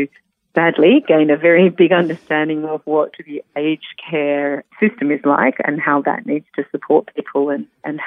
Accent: Melbourne, Victoria, Australia; moved away as an adult; also born or lived in Western Australia / Perth / Sydney; I moved from Melbourne, which was originally my home, to Western Australia with my partner at the time

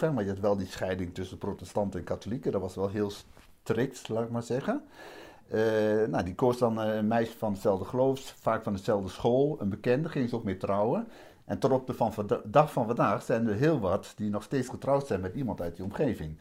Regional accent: Vroomshoop, Overijssel, Netherlands; also born or lived in Hardenberg; klein plaatsje Vroomshoop heet dat. Eh, daar ben ik dan eh, opgegroeid, laat ik maar zeggen. Ik ben geboren in Hardenberg

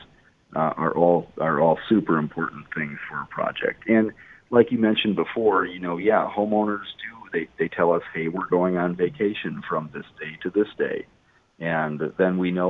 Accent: Port Washington, Wisconsin, United States; I went to high school in Port Washington

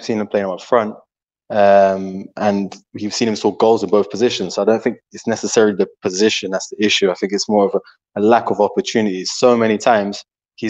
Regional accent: London, United Kingdom; moved away as an adult; now in Algarve, Portugal; I was born in the UK, in London, and raised in the UK as well

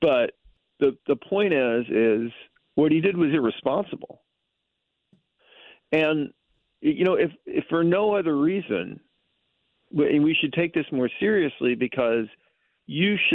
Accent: the South, United States; in the South, we had a saying

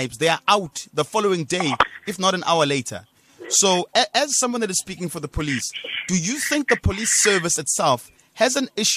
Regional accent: Durban, KwaZulu-Natal, South Africa; I'm from Mlazi.

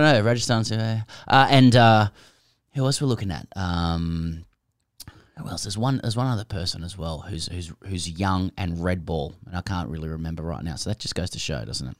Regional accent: Australia; as an Australian

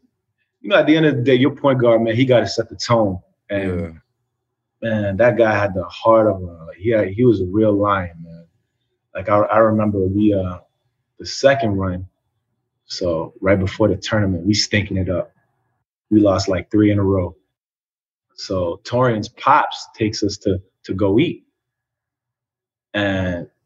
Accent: Paris, Île-de-France, France; moved away; also born or lived in New York City, United States; I was born in New York City, and then when I was about 3-4 years old, we moved back to France, to Paris

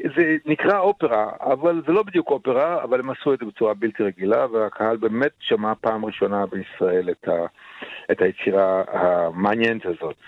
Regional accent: Israel; גדלנו בארץ על המסורת הזאת

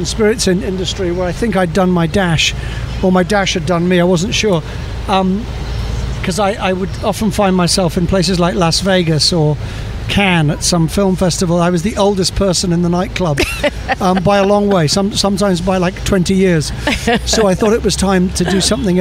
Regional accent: Scotland, United Kingdom; moved away as an adult; now in United States; describe myself as a Scotsman running a Polish vodka

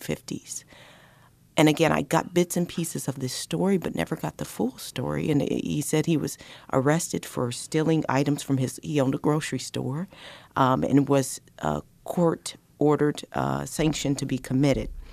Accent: Colorado, United States; I grew up in Colorado

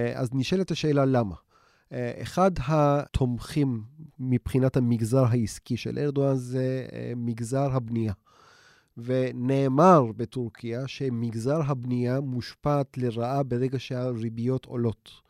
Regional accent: Istanbul, Turkey; moved away; החברים שאני איתם גדלתי באיסטנבול

